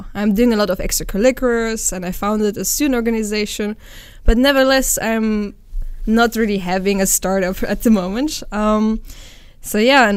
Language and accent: English; Netherlands; I'm half German, half Romanian. I grew up in the Netherlands though